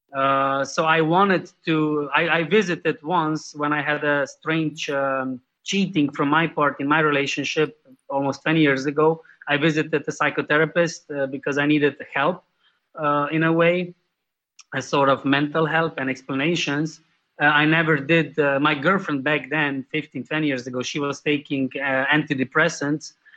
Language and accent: English; Slovenia; I'm from Slovenia, Europe. That's a small country in the Central Europe